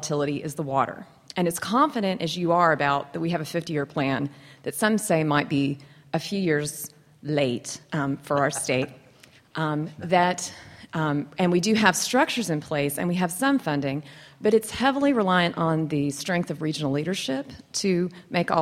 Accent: Texas Panhandle, United States; I grew up in the Texas Panhandle

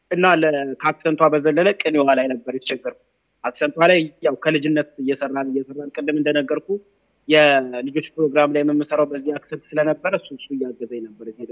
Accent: Addis Ababa, Ethiopia; እኔ አዲስ አበባ ልጅ ነኝ። ገጠር አልኖርኩም።

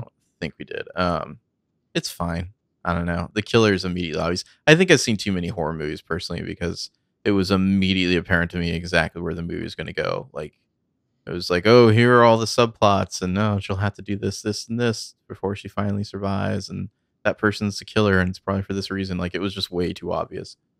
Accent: United States; I'm from America

